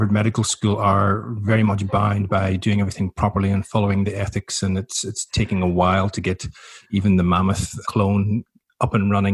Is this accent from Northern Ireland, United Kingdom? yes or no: yes; Belfast, Northern Ireland, United Kingdom; moved away as an adult; also born or lived in Newcastle; now in Melbourne, Australia; I was born in Belfast in 72, so right in the height of the Troubles